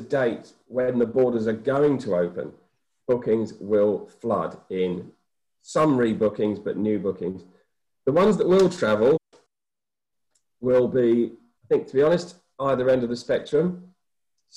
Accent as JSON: {"language": "English", "region": "England", "country": "United Kingdom", "also_born_or_lived": "Auckland, New Zealand", "moved": "as an adult", "said": "I'm from England originally."}